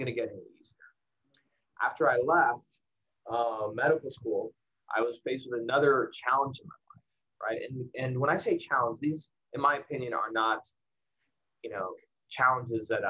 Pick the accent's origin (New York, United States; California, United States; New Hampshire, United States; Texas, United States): Texas, United States; El Paso; I grew up in El Paso, Texas.